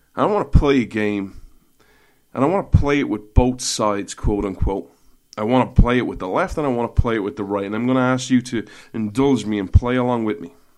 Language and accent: English; Ireland; I'm Irish